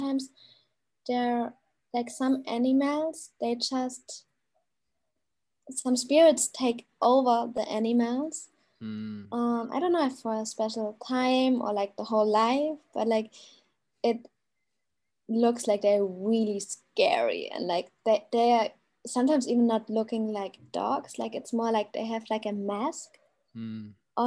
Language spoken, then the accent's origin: English; Germany; now in Bali, Indonesia; I'm from Germany.